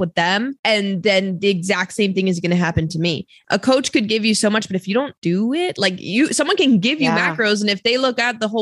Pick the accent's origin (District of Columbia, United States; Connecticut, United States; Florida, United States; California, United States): Florida, United States; Miami; I'm from Miami, Florida